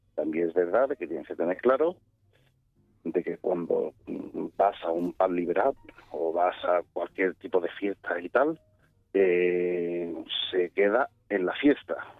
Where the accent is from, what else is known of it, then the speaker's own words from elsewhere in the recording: Seville, Andalusia, Spain; yo en este caso soy de Sevilla